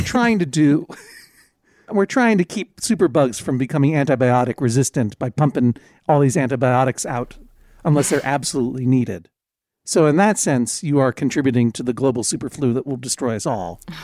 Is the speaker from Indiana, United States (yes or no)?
no; Brookline, Massachusetts, United States; Brookline is my hometown.